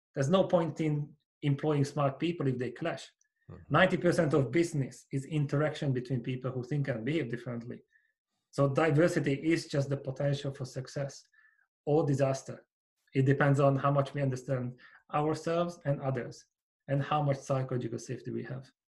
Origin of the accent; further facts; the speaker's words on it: Hungary; moved away as an adult; now in United Kingdom; I grew up in Hungary in a small village, and I came to the UK 16 years ago. I'm still here